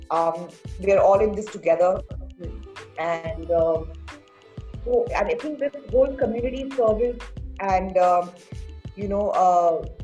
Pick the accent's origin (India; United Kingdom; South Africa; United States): India; Pune, Maharashtra; born and brought up in Pune